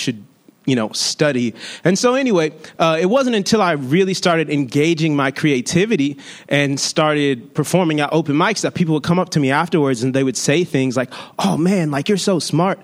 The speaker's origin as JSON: {"language": "English", "town": "Long Beach", "region": "California", "country": "United States", "tie": "born or raised there", "said": "I'm from Long Beach"}